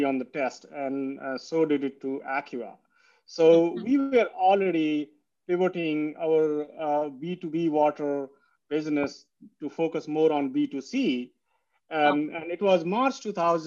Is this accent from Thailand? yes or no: no; India; moved away; I come from India, and India is a place where having a clean water is not as guaranteed as in Canada and US.